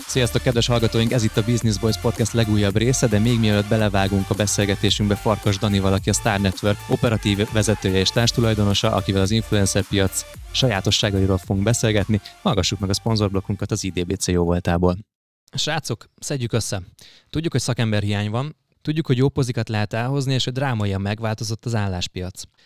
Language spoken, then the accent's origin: Hungarian; Budapest, Hungary